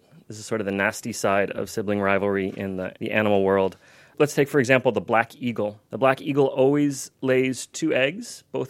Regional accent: Philadelphia, Pennsylvania, United States; moved away; My hometown from the United States, Philadelphia.

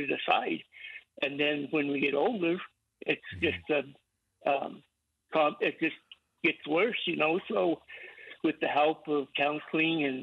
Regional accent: Southern Ute Indian Reservation, Colorado, United States; I'm from the Southern Indian Reservation here in Colorado.

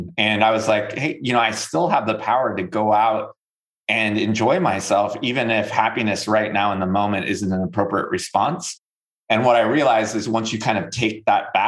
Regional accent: Northern California, United States; moved away as an adult; now in North Carolina, United States; I'm from Northern California

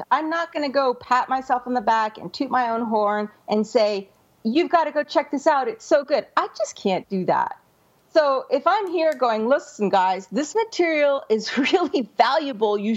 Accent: Scotland, United Kingdom; being a Scotsman, I hate wasting money more

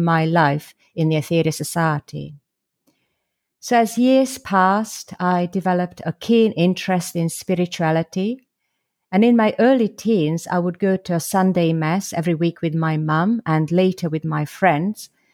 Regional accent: Slovakia; now in London, United Kingdom; originally I'm from Slovakia, or the former Czechoslovakia, where I was brought up as a Catholic

